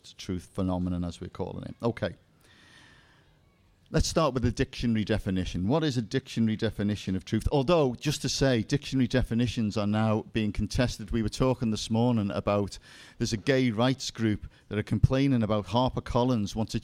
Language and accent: English; Liverpool, North West England, United Kingdom; now in South of England, United Kingdom; You may have noticed I have a slight dialect accent. I'm from Liverpool, which of course is the center of the universe. And actually I live in the south now